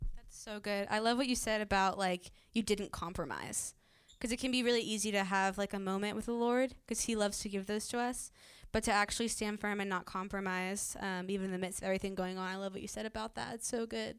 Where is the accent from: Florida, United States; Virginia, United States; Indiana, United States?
Virginia, United States; Virginia Beach; now in Redding, United States; I live in Redding, California. I'm originally from Virginia Beach